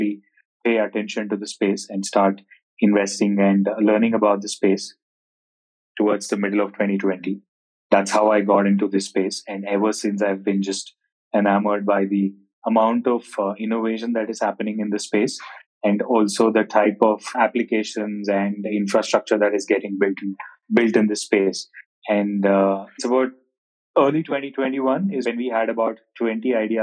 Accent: India; also born or lived in Bangalore; I hail from India, currently living in Bangalore.

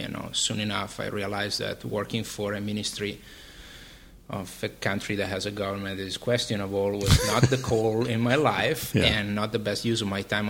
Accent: Milan, Lombardy, Italy; moved away as an adult; also born or lived in Vienna, Austria; now in New York, United States; I was born and raised in Milan, in Italy, and between Milan and Vienna in Austria, where family of my mom is.

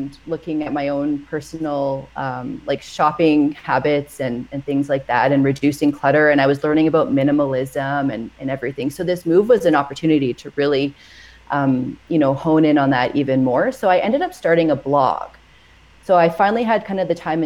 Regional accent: Edmonton, Alberta, Canada; moved away as an adult; now in Edson, Canada; we're from Edmonton

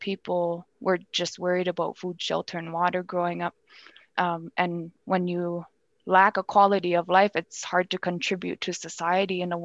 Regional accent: Nunavut, Canada; born or raised there; moved away as an adult; now in Ottawa, Canada

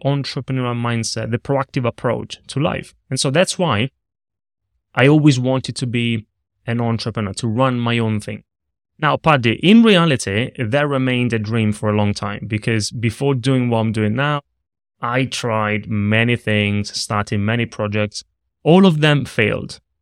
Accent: Italy; moved away; I grew up in Italy. I was in a small town, in a small region, that nobody knows, not even in Italy. I always say near Rome

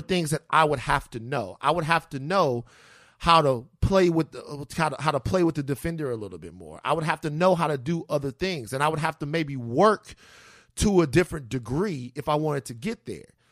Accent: Baton Rouge, Louisiana, United States; growing up in Baton Rouge

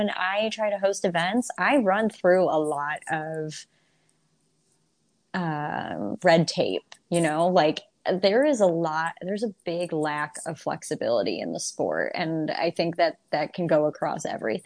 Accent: Toledo, Ohio, United States; I'm hosting an event in my hometown of Toledo, Ohio.

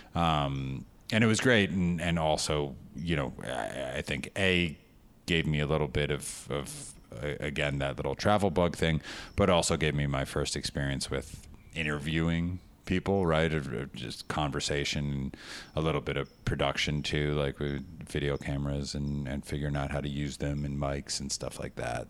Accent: West Orange, New Jersey, United States; also born or lived in New York; I grew up uh, in one house for the first 18 years of my life, West Orange, New Jersey

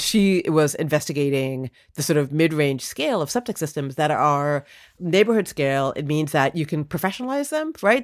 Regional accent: Toronto, Ontario, Canada; also born or lived in India; now in United States; I was born in Toronto

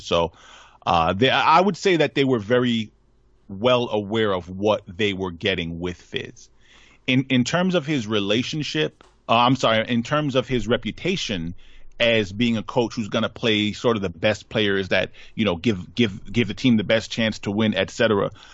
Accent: Hempstead, New York, United States; Hofstra Law School out in Hempstead, my hometown, um, out in Long Island.

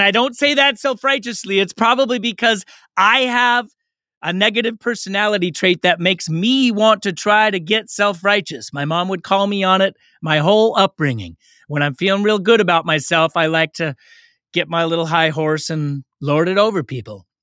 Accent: Oakland, California, United States; I grew up in Oakland.

